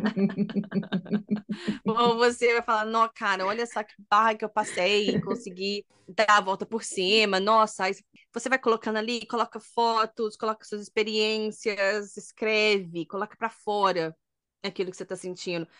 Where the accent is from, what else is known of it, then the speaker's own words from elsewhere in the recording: Brazil; moved away; A gente é brasileira